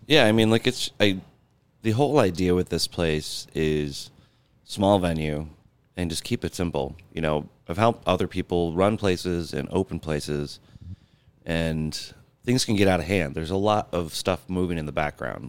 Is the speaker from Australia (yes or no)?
no; Grand Rapids, Michigan, United States; moved away as an adult; now in Buffalo, United States; I'm from Grand Rapids, Michigan